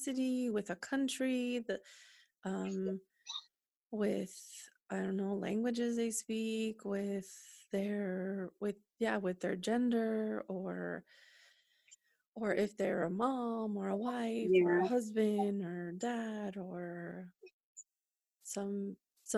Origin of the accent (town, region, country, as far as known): Northern California, United States; also born or lived in San Diego